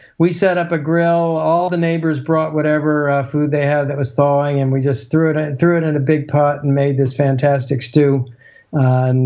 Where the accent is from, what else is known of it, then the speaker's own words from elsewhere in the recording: Baltimore, Maryland, United States; I grew up in Baltimore